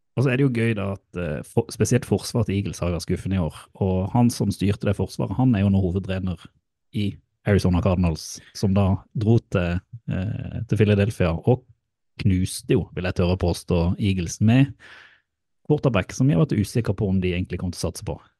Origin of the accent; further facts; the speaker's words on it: Mandal, Agder, Norway; moved away; i Mandal og i Spangereid. Som da er jo der jeg kommer fra.